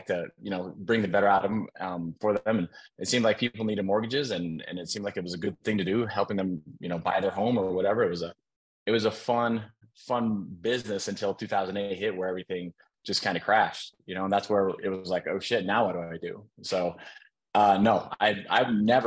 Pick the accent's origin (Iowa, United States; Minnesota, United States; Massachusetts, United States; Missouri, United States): Minnesota, United States; also born or lived in San Diego; now in Utah, United States; I'm originally from Minnesota. I've been out here in Utah with my kids for the last few years.